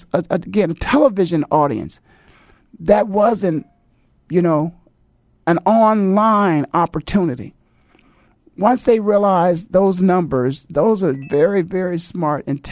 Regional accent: Canton, Ohio, United States; growing up in Canton, Ohio

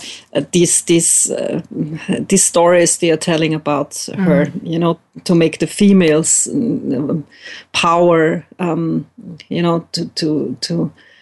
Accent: Vienna, Austria; I'm from Austria, Vienna, where I am at the moment

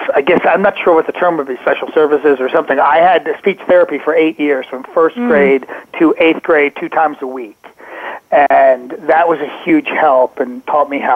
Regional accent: Ambler, Pennsylvania, United States; I grew up in Ambler, Pennsylvania. It's right outside of Philadelphia

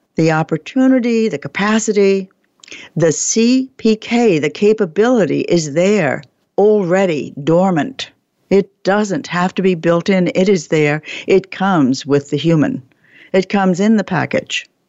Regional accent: New York City, New York, United States; I was born in Brooklyn

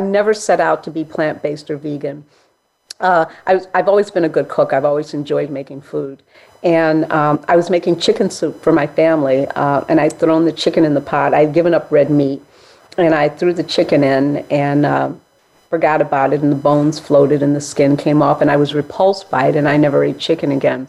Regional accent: Chicago, Illinois, United States; I grew up in Hyde Park, Chicago, which is a mixed area

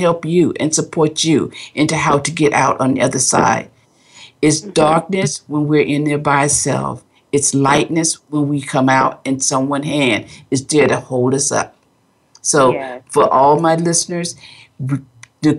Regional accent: West Palm Beach, Florida, United States; now in California, United States; I'm from West Palm Beach, Florida, where the family's always been

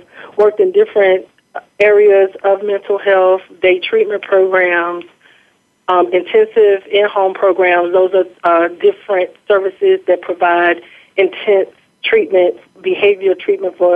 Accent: Bluefield, West Virginia, United States; I am born and raised in Bluefield, West Virginia.

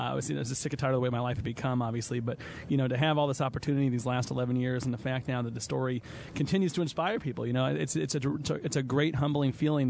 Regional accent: Indianapolis, Indiana, United States; growing up in Indianapolis, Indiana

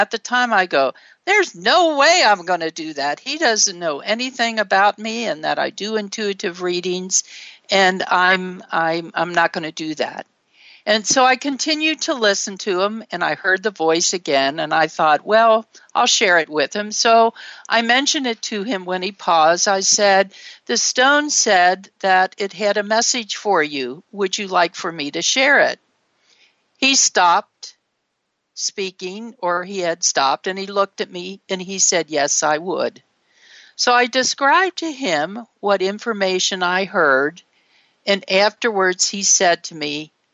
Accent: Ohio, United States; a white middle-class child growing up in Ohio

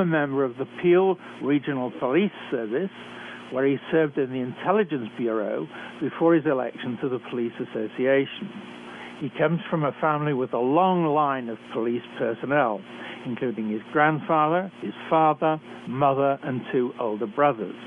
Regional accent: United Kingdom; accent: British; moved away as an adult; also born or lived in Canada; I'm a physician trained in Britain, as I'm sure you can tell from my accent. I've worked for many years in Canada

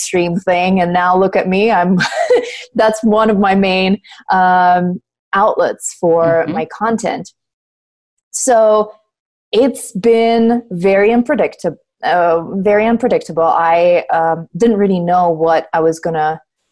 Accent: Russia; moved away as an adult; when I was growing up in Russia

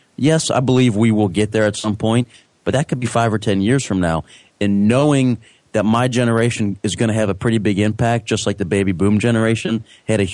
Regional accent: Cincinnati, Ohio, United States; being from Cincinnati, it was right on the river

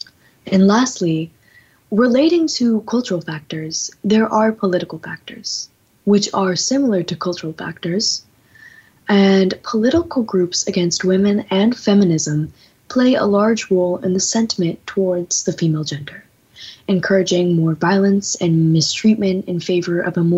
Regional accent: India; Yeah, as we're both Indian women.

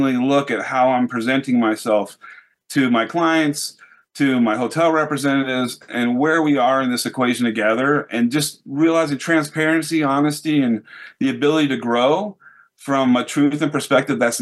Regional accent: United States; as an American

